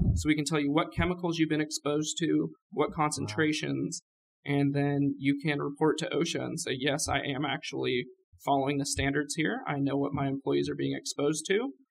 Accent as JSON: {"language": "English", "region": "California", "country": "United States", "tie": "born or raised there", "moved": "yes", "lives_now": "Oklahoma, United States", "said": "I'm from California. I grew up out there"}